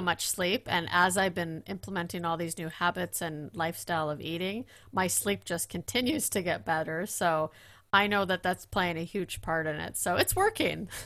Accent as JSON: {"language": "English", "country": "Netherlands", "said": "I'm from Holland"}